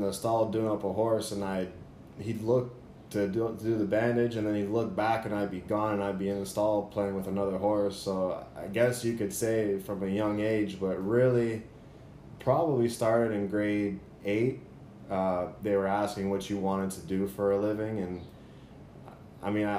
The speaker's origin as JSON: {"language": "English", "town": "Brampton", "region": "Ontario", "country": "Canada", "tie": "born or raised there", "moved": "yes", "lives_now": "Florida, United States", "said": "Originally, I'm from Brampton, Ontario, Canada, which is just outside of Toronto. It's about 45 minutes away, but that's where I grew up as a kid."}